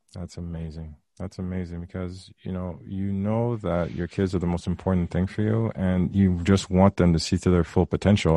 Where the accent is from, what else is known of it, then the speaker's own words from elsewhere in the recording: Haiti; now in Canada; I'm from Haiti, and we were raised very traditional